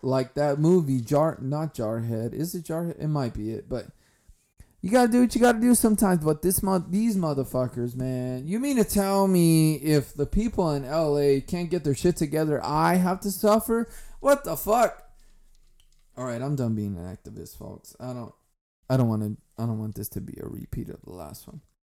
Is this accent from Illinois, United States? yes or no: no; California, United States; I'm from California.